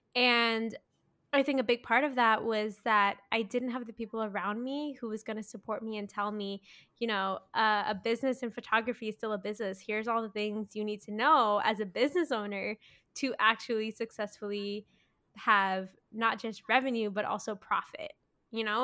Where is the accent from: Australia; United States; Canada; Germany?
Canada; Mississauga, Ontario; I grew up in Mississauga